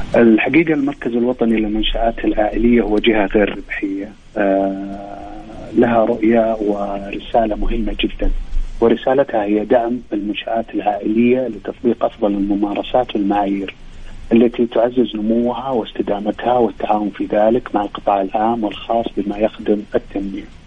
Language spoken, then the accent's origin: Arabic; Saudi Arabia; also born or lived in Riyadh; عندنا في المملكة العربية السعودية